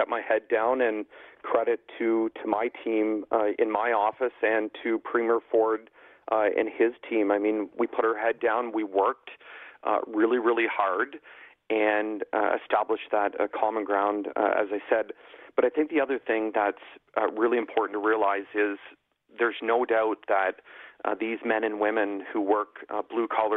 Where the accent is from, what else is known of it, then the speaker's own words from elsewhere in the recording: Newbury, Ontario, Canada; I come from southwestern Ontario. I mean, I was raised in my hometown of Newbury, like population 400 people